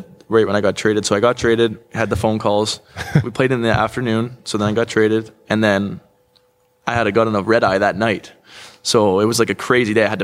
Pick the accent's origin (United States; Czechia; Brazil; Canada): Canada; Toronto, Ontario; born or raised there